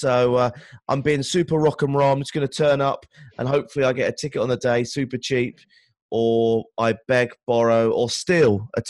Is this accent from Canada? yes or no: no; England, United Kingdom; being English or a Brit